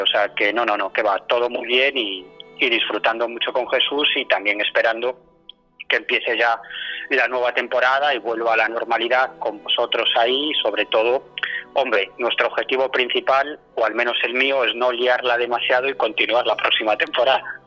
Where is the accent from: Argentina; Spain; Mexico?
Spain; Galicia; moved away; vengo de, de mi tierra, de Galicia